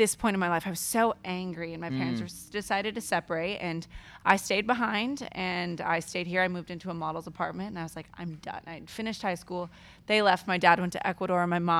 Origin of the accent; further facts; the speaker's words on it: Diamond Bar, California, United States; Diamond Bar.